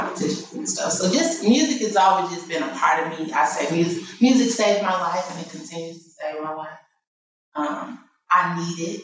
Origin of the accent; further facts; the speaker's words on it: Michigan, United States; moved away as an adult; now in Baltimore, United States; I was born and raised. I'm from Michigan